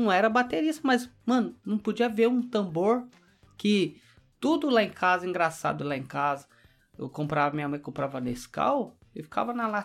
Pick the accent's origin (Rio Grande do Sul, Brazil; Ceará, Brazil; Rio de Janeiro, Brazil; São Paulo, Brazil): São Paulo, Brazil; Poá; moved away as an adult; also born or lived in Mogi das Cruzes, Brazil; now in Toyohashi, Japan; Eu sou de Poá. Poá. Interior de São Paulo. Vizinho de Ferraz.